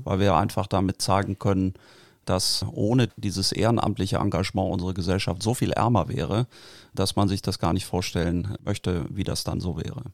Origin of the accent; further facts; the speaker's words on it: Barsinghausen, Lower Saxony, Germany; Ich bin in Basinghausen aufgewachsen und wohne da auch jetzt